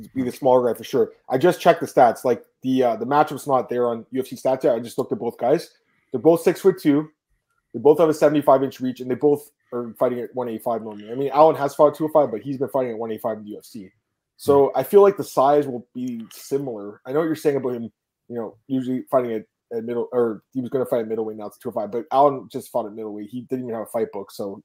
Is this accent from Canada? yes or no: yes; Scarborough, Ontario, Canada; Scarborough, Ontario, Canada. That's my hometown